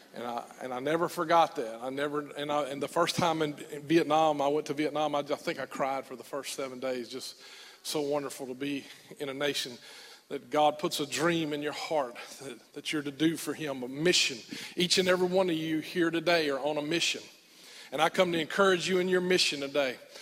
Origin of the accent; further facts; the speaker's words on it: United States; as an American young boy in the middle of the war